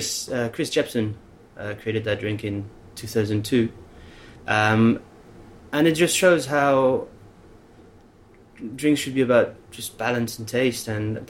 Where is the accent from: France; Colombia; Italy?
France; Caen, Normandy; born there; I was born in Caen, in Normandy.